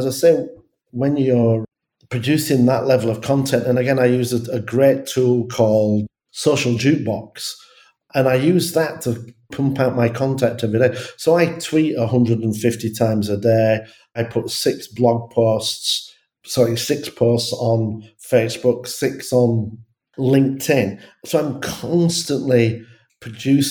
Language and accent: English; England, United Kingdom; I'm English